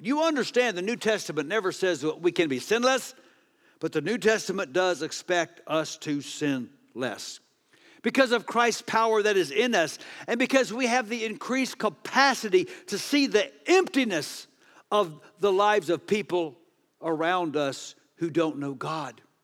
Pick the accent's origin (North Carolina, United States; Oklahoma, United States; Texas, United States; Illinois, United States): Texas, United States; I'm from Texas